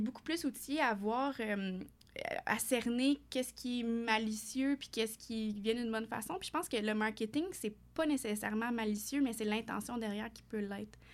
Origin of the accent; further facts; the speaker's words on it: Fournier, Ontario, Canada; je suis une franco-ontarienne d'origine, originaire d'un tout petit village en Ontario, dans l'Est ontarien, Fournier particulièrement